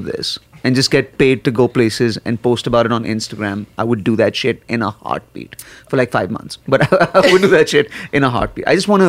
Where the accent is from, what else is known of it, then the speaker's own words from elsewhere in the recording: India; also born or lived in Nigeria; Like, I grew up in Nigeria and in India. So I grew up in Africa and in India.